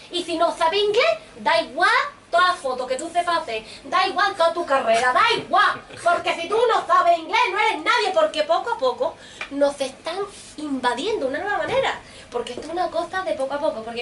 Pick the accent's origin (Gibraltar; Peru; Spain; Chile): Gibraltar; Yo soy de Gibraltar. ¿Lo ven, no? De Gibraltar. Pero nací en Gibraltar